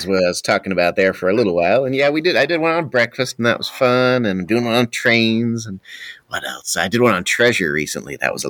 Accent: California, United States; So I came from California, though, and so there's several to miss, like especially In-N-Out

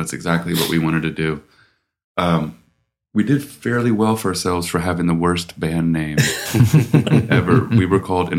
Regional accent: Virginia, United States; We're from Virginia.

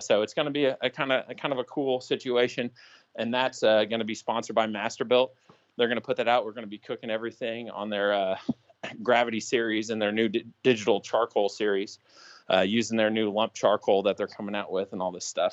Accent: Indiana, United States; moved away; also born or lived in Pennsylvania; where I grew up in Indiana

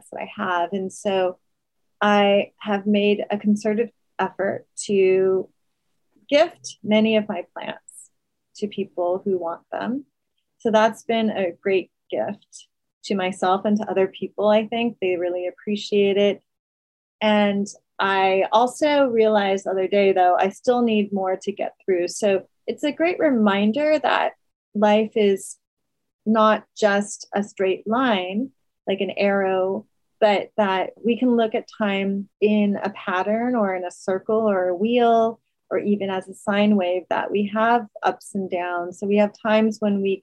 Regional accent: New York City, New York, United States; being a New Yorker

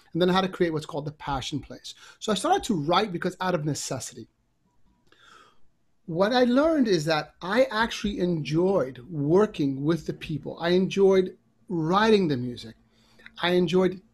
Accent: New York City, New York, United States; I grew up in a part of New York that was challenging to be

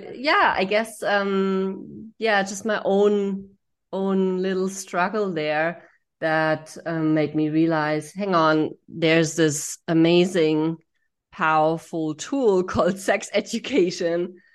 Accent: Germany; I grew up in Germany

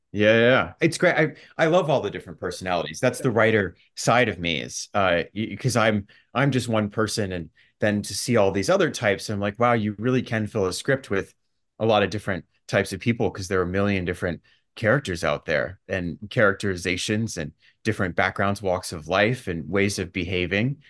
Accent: Dallas, Texas, United States; moved away as an adult; also born or lived in Los Angeles; now in New York City, United States; I was actually growing up in Dallas

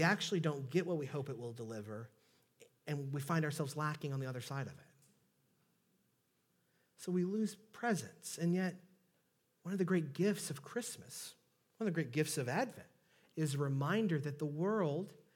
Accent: Southeast Texas, United States; accent: Southeast Texas; my Southeast Texas accent

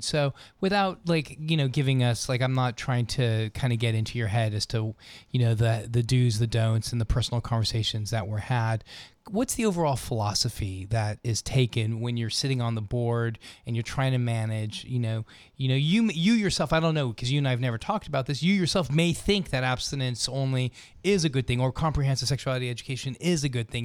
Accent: Los Angeles, California, United States; moved away; the L A Unified School District, which is where I went to school, uh, in, uh, growing up in Los Angeles

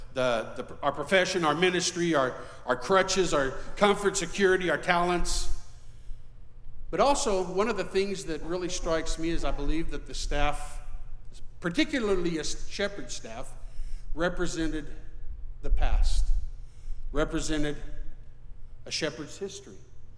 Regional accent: Mexico; And I remember growing up in Mexico, in the Latin culture, I believed that it was my duty to ensure that my wife was well submitted under the Lord and under me.

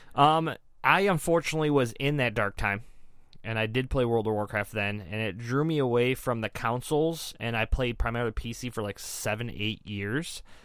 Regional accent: Detroit, Michigan, United States; we're here from the Metro Detroit area

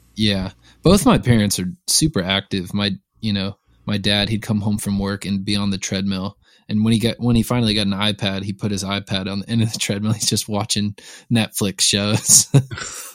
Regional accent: Lawrenceville, Georgia, United States; moved away as an adult; now in Nashville, United States; I was born a little outside of Atlanta, just northeast of Atlanta, a town called Lawrenceville. Um, I would, I was there, I was born there, and I was there until I was eighteen years old.

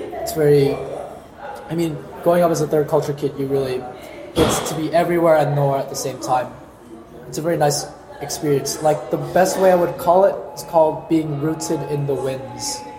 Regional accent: Hong Kong; now in Pamplona, Spain; I'm from Hong Kong. And in Hong Kong, you see, I'm not exactly originated from China.

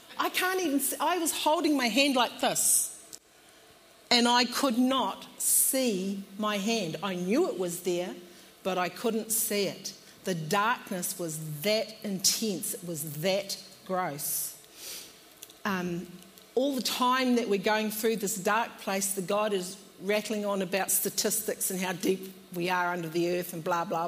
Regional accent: New Zealand; moved away as an adult; now in Australia; We come from New Zealand and we moved to Australia in 2008

